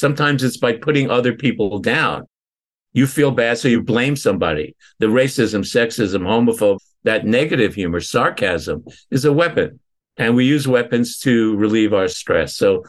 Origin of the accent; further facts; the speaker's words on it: Northampton, Massachusetts, United States; I was with a client in my hometown where I was living, Northampton, Massachusetts, walked into a restaurant.